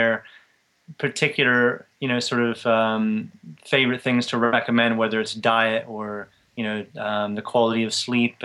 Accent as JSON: {"language": "English", "town": "Tampa", "region": "Florida", "country": "United States", "tie": "born or raised there", "moved": "as an adult", "lives_now": "England", "said": "I grew up in Tampa, Florida, and I stayed in the U.S. till I was 23 years old"}